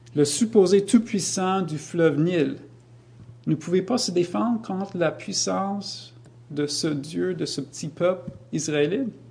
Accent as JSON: {"language": "French", "country": "United States", "moved": "yes", "lives_now": "Canada", "said": "je viens des États-Unis"}